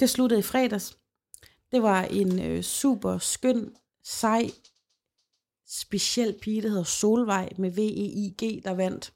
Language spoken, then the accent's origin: Danish; Holme, Denmark; now in Aalborg, Denmark; Holme, hvor jeg kommer fra